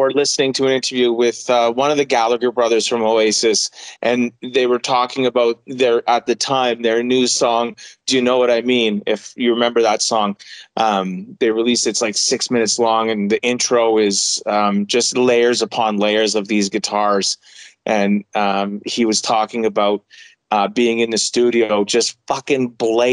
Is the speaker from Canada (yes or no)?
yes; Quebec, Canada; first language English; I'm an Anglophone from Quebec. So an Anglophone means I'm an English-speaking Quebecer